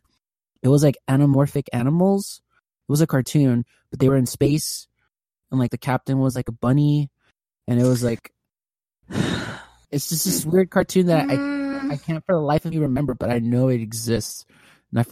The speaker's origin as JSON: {"language": "English", "region": "California", "country": "United States", "tie": "born or raised there", "said": "I was born and raised in California"}